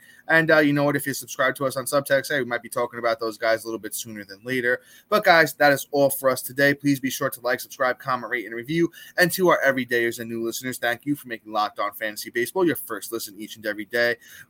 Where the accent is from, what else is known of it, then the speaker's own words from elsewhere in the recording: New York, United States; … and I are Yankee fans, born and raised in New York.